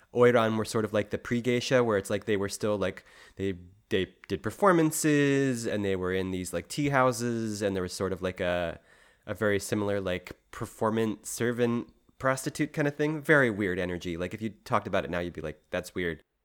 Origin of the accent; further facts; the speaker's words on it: Philadelphia, Pennsylvania, United States; as a Philadelphian